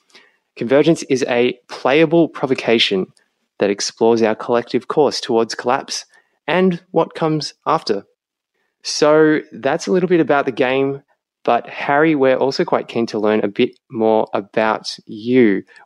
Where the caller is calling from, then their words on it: Richmond, Victoria, Australia; I'm calling in from Wurundjeri Woiwurrung country in Richmond in Victoria